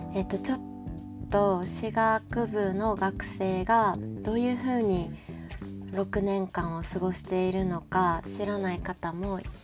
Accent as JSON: {"language": "Japanese", "region": "Kansai", "country": "Japan", "accent": "Kansai dialect", "said": "私もともと関西人"}